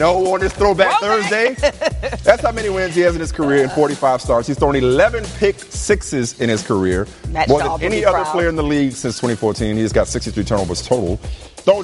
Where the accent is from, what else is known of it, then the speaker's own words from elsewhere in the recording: New Orleans, Louisiana, United States; down in New Orleans, my hometown